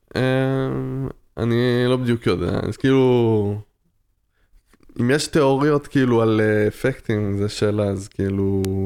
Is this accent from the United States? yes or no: no; France; also born or lived in Tel Aviv; now in Israel; במולדת שלי, בצרפת, כן, נולדתי בצרפת